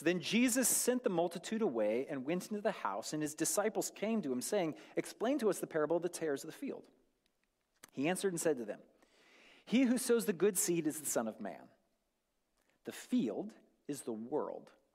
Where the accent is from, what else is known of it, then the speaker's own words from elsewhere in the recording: North Idaho, United States; I grew up in North Idaho